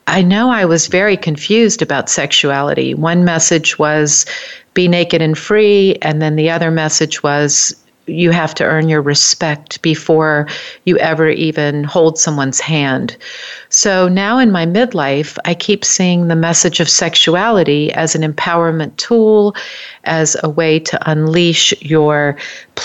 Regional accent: New Orleans, Louisiana, United States; I grew up in New Orleans

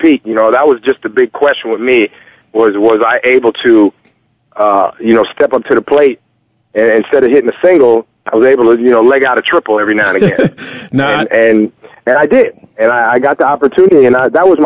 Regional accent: Allentown, Pennsylvania, United States; I grew up in Allentown.

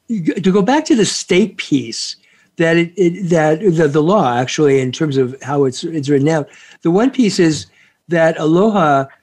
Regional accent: Canada; as a Canadian, as British background

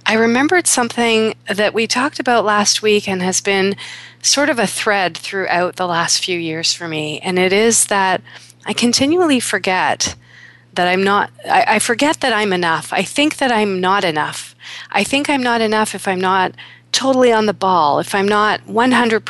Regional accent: Kingston, Ontario, Canada; also born or lived in Toronto; When I was 9 years old, we moved from Toronto to Kingston with our new family

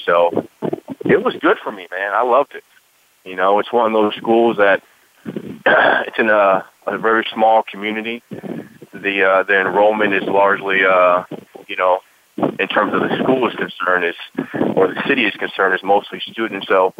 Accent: Orange County, California, United States; moved away as an adult; I grew up in Orange County, California, you know, in the suburbs. I didn't really come from the inner city.

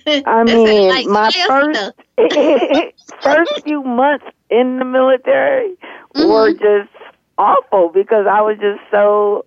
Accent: Detroit, Michigan, United States; moved away as an adult; So I was not like a military brat or anything like that. I had no concept. And then I grew up in Detroit

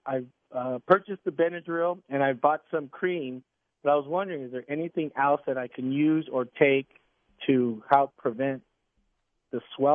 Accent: California, United States; now in Chandler, United States; I just recently moved out to Chandler. I'm from California.

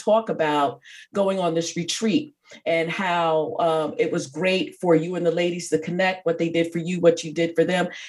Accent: New York, United States; I grew up in New York, I'm a New Yorker.

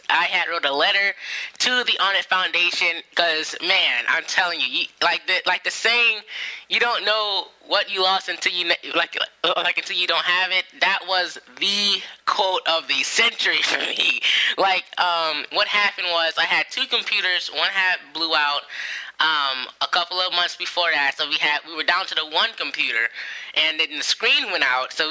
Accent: San Diego, California, United States; I'm from San Diego.

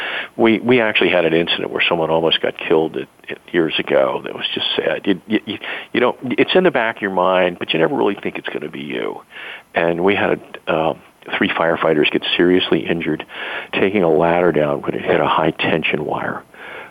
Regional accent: Laurel, Maryland, United States; I grew up a block away from the firehouse in Laurel, in my hometown of Maryland, where my family's been for generations

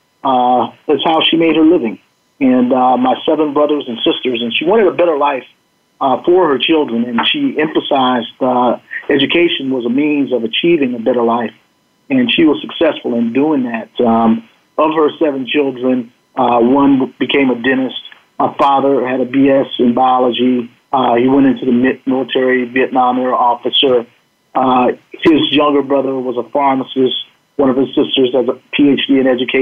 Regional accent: United States; as a black man growing up in the United States

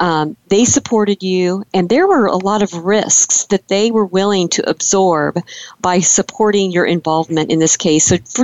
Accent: Illinois, United States; now in California, United States; I'm originally from Illinois.

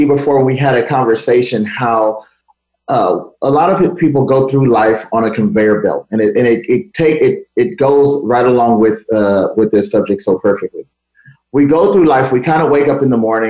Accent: Los Angeles, California, United States; I grew up in Los Angeles, California.

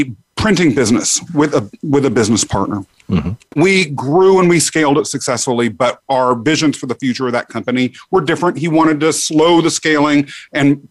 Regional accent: Kansas, United States; moved away as an adult; now in New York City, United States; I grew up in Kansas, got out to come here to New York City for law school

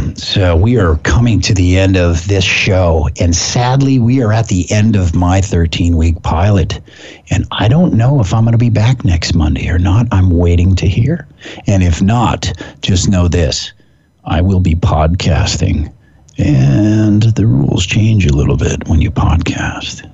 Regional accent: Pacific Northwest, United States; I'm from the Pacific Northwest

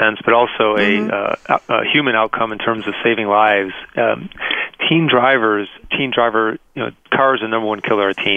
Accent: Detroit, Michigan, United States; moved away; here in my hometown, I actually grew up in Detroit, just 6 miles from where the conference is.

